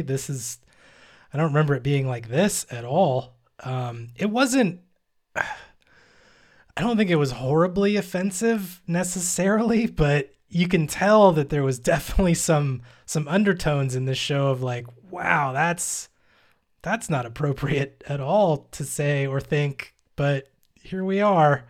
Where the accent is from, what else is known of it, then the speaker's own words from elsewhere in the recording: United States; I am American